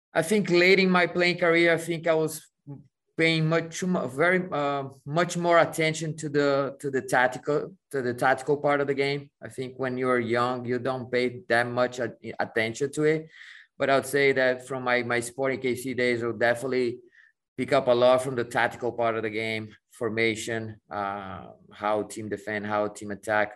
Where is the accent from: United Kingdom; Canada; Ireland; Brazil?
Brazil; São Paulo; moved away as an adult; also born or lived in Mexico; now in United States; growing up in Brazil, leaving to go to Arsenal in Europe